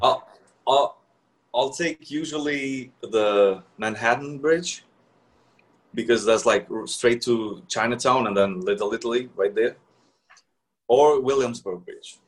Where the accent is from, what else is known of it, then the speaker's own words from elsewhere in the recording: Kosovo; moved away as an adult; now in New York, United States; I'm from Kosovo originally, but I've been here for like ten years now, in New York.